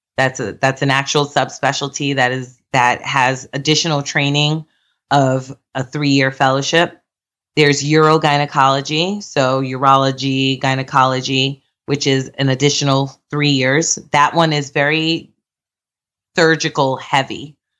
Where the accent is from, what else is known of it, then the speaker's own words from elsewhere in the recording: New York, United States; I'm from New York